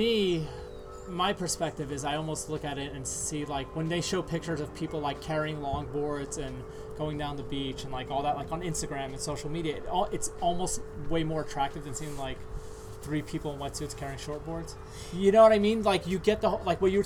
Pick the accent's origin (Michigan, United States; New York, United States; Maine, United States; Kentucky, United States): New York, United States; New York City; I grew up in New York City